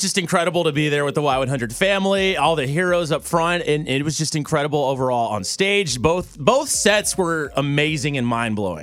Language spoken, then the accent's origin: English; Tennessee, United States; I'm from Tennessee